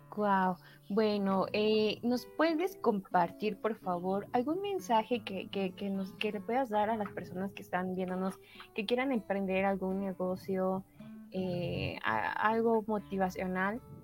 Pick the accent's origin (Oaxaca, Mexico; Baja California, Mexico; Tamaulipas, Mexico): Oaxaca, Mexico; como oaxaqueños